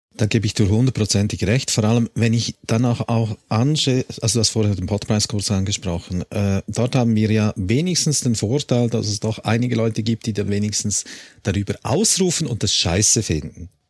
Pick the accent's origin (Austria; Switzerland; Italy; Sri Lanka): Switzerland; ich bin auch Schweizer